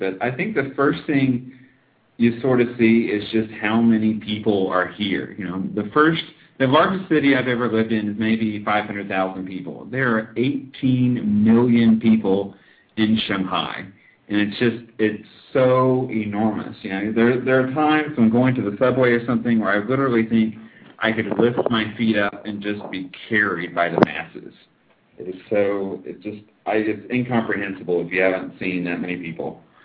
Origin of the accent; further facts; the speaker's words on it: United States; moved away as an adult; now in China; as an American